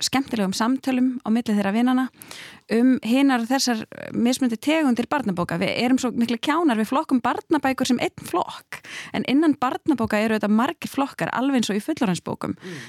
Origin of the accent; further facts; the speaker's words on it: Hafnarfjörður, Capital Region, Iceland; heimabæin minn Hafnafjörð